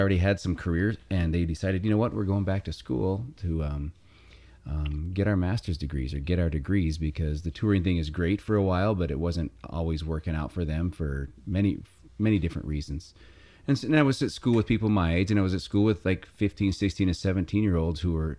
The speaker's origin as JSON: {"language": "English", "region": "Montana", "country": "United States", "tie": "born or raised there", "also_born_or_lived": "Miles City, Montana / Malta, Montana / Los Angeles", "said": "I grew up in Montana"}